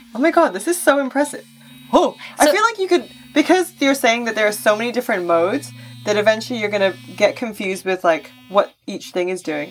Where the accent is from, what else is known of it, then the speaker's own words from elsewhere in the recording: Singapore; growing up in Singapore